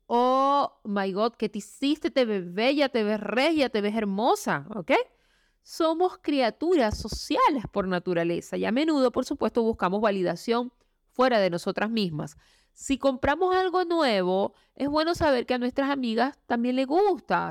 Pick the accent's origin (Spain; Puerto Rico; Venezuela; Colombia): Venezuela; moved away as an adult; now in Chile; Yo soy venezolana viviendo en Chile. Salí de mi país hace más o menos unos cuatro años y medio